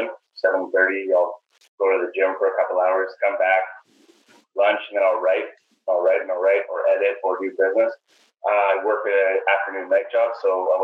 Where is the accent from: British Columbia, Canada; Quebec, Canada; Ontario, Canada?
British Columbia, Canada; Surrey; now in Vancouver, Canada; born and raised in Surrey